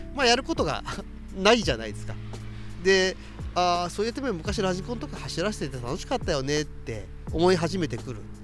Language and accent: Japanese; Numazu, Shizuoka, Japan; moved away; 私の地元の沼津市